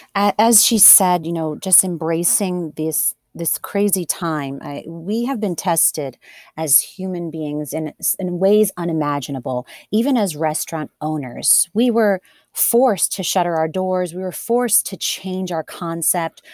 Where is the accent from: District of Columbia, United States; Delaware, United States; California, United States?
Delaware, United States; born and raised in Delaware